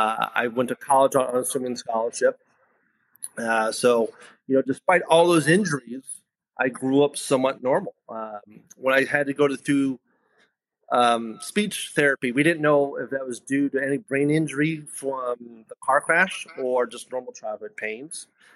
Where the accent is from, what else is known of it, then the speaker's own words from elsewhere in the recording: New York, United States; born there; also born or lived in Spring Valley; I was 8 weeks old. I was born in New York.